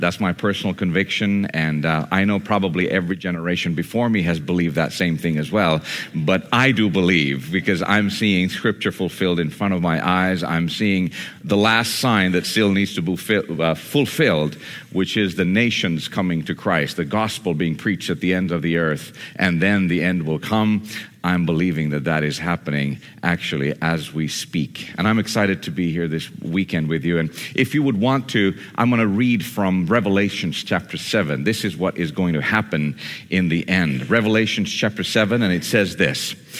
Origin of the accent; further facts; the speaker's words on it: Borneo, Indonesia; And so I grew up in Indonesia amongst Muslims and Hindus and Buddhists and animistic spirit worshipers. And that's where I met Jesus, in the middle of the jungles of Borneo.